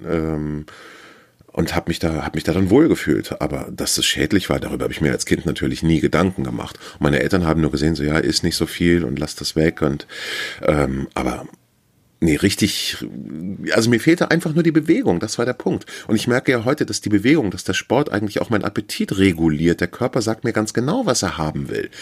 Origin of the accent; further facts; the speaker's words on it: Northern Germany, Germany; also born or lived in Hamburg; wir als Norddeutsche